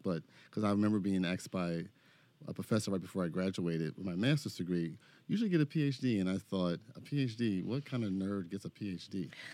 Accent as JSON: {"language": "English", "town": "Philadelphia", "region": "Pennsylvania", "country": "United States", "also_born_or_lived": "Detroit / Chicago", "moved": "as an adult", "said": "I'm from Philadelphia"}